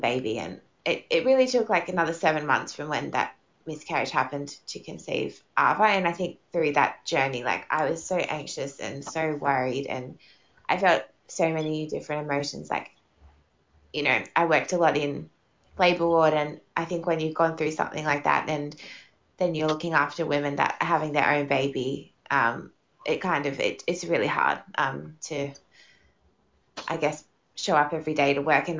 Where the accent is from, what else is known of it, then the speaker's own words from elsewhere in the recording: Sydney, New South Wales, Australia; moved away as an adult; also born or lived in Darwin; now in Perth, Australia; I'm from Sydney, actually, and I lived in Darwin for 3 years. I moved there when I was 25